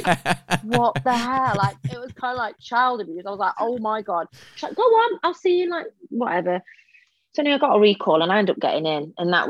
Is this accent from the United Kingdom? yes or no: yes; Derby, East Midlands, United Kingdom; You know, I come from Derby. I went to just a normal school.